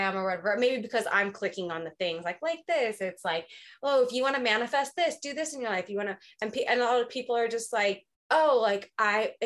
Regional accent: Southern California, United States; I'm from Southern California. I've lived here my whole life.

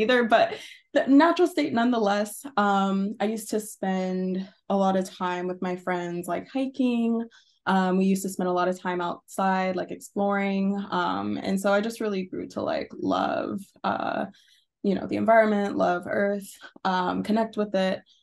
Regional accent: Arkansas, United States; moved away as an adult; so I am from Arkansas. Um, I wasn't born there, but it's one of those things where you grow up mostly there or you're a teenager there.

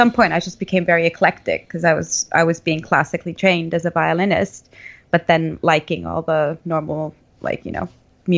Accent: northern Finland, Finland; English is a second language; because I'm from Northern Finland and heavy metal is, or like, and heavy rock is really prominent part of our, or is a really prominent part of our scene there.

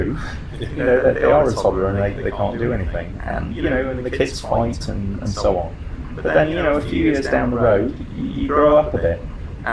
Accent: Vancouver, British Columbia, Canada; my hometown of Vancouver

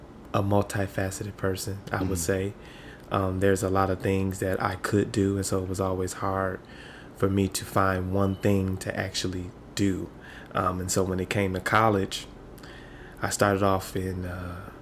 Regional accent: Michigan, United States; I hail all the way from the great state of Michigan

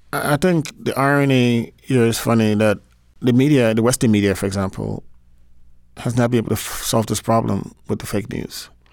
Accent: Liberia; growing up in Liberia, I grew up in a time when the country was going through a lot of crisis

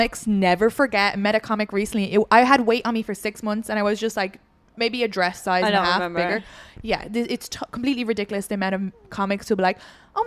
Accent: Ireland; now in United States; I'm the Irish girl.

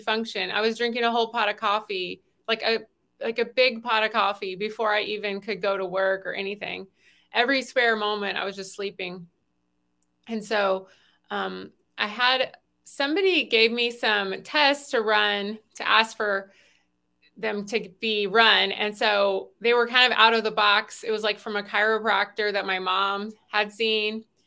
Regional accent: the South, United States; I grew up in the South eating, you know, biscuits

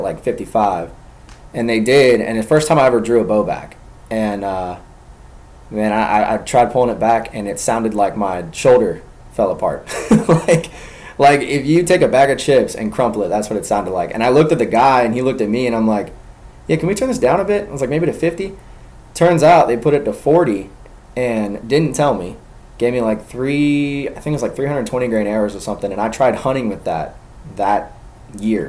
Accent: Gwinnett County, Georgia, United States; also born or lived in Covington area, Georgia; I grew up in Gwinnett. So it might as well be the city

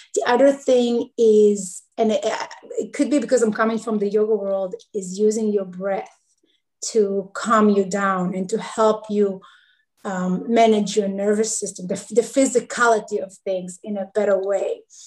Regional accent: Israel; now in Charlotte, United States; I live in Charlotte, North Carolina. I'm originally from Israel.

